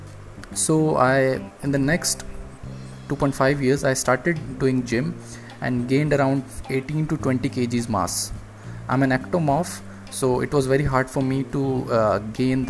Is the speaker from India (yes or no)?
yes; India; I'm from India